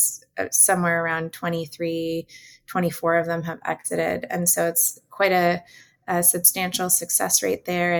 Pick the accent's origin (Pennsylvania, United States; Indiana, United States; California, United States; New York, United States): California, United States; Northern; I'm from Northern California